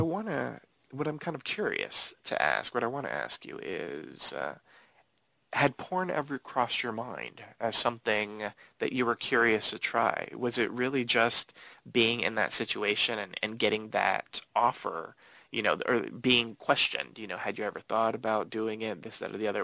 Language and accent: English; Miami, Florida, United States; also born or lived in Los Angeles; I was born in Los Angeles, but we mm-hmm. ended up moving to Miami.